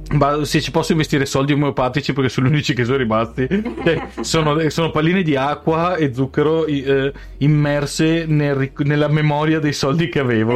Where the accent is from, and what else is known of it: Veneto, Italy